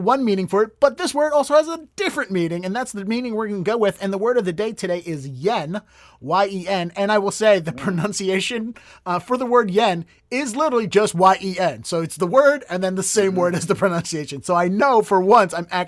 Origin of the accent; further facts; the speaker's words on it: Baltimore, Maryland, United States; moved away; I'm from Baltimore, yes. DC.